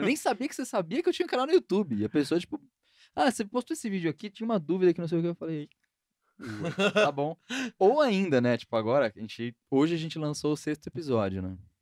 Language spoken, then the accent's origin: Portuguese; São Paulo, Brazil; eu sou mais paulistano que vocês possam imaginar, porque nasci e cresci no centro de São Paulo